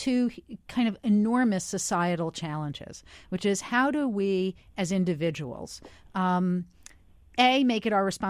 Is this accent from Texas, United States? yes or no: no; New York, United States; I grew up in New York.